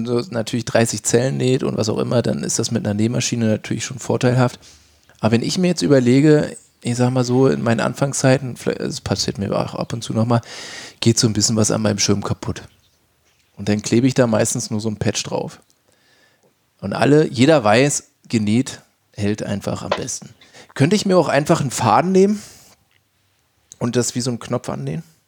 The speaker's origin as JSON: {"language": "German", "region": "East Germany", "country": "Germany", "said": "ich komme ja auch aus den neuen Bundesländern"}